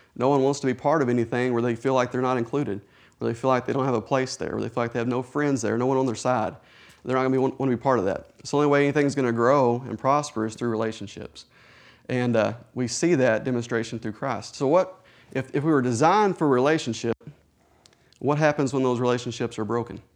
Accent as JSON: {"language": "English", "town": "Hugo", "region": "Oklahoma", "country": "United States", "tie": "born or raised there", "moved": "as an adult", "lives_now": "Atoka, United States", "said": "I grew up in Hugo."}